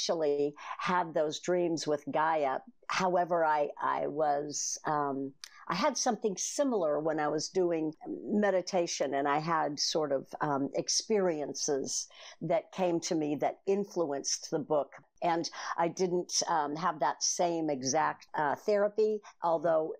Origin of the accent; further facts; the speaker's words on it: Bay Area, California, United States; now in New Zealand; I was raised in the Bay Area with a workaholic father and an alcoholic mother.